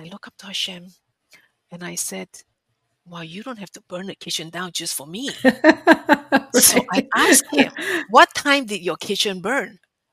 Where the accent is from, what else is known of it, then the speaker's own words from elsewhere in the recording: Singapore; moved away; growing up in Asia, especially in Singapore, where food is a national pastime